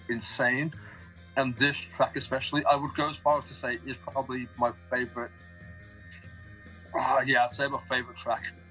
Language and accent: English; Tamworth, West Midlands, United Kingdom; I'd always say Birmingham because Tamworth, no one's going to know Tamworth.